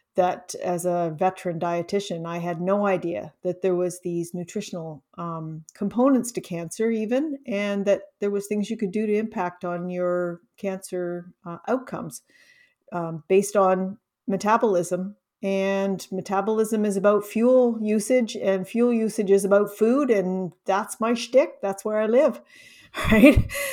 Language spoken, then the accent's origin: English; Canada; also born or lived in Ontario; I'm Canadian, I'm in, in Ontario